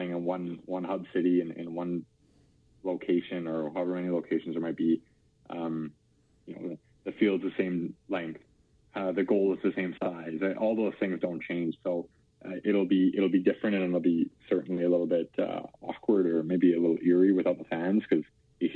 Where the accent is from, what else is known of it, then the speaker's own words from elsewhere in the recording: Calgary, Alberta, Canada; I'm a Calgary boy